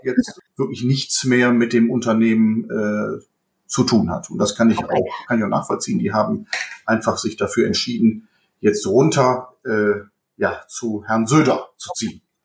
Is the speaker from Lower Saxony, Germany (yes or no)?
no; Bergisches Land, born in Düsseldorf, North Rhine-Westphalia, Germany; Ich bin ein Kind des Bergischen Landes, allerdings gebürtiger Düsseldorfer